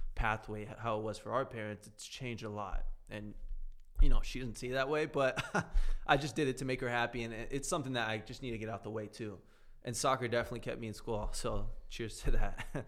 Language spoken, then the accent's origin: English; South Florida, United States; I grew up down in South Florida.